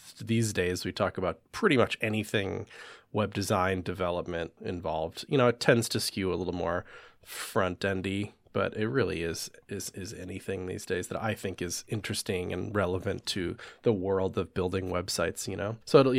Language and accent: English; Wisconsin, United States; I grew up in right outside of Madison, Wisconsin, and we had just a really like well-funded, nice school district